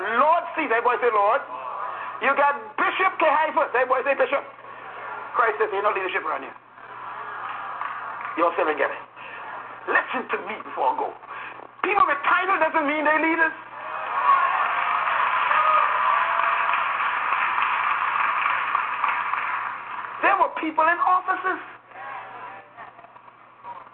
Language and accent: English; Bahamas; when I was born in the Bahamas, for example, I was not a citizen of Great Britain, even though we were under Great Britain